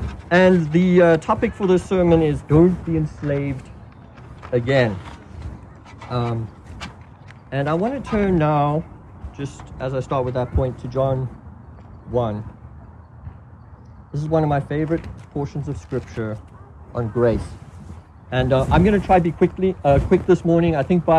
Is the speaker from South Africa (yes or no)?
yes; South Africa; I grew up in South Africa, and when I was 6, we moved up north to plant a church among a very poor people group called the Basutu people group.